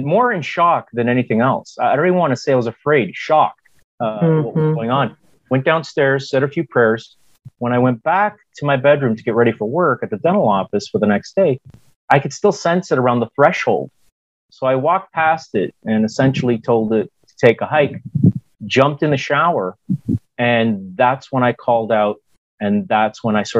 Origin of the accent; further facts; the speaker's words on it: Hamilton, Ontario, Canada; moved away; also born or lived in United States; I grew up in Hamilton, Ontario, Canada, and I was educated in the United States